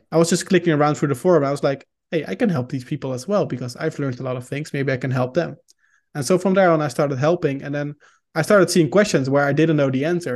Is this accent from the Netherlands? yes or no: yes; Netherlands; first language Dutch; English is a second language; I'm Dutch, so I'm from the Netherlands. Uh, we speak Dutch here.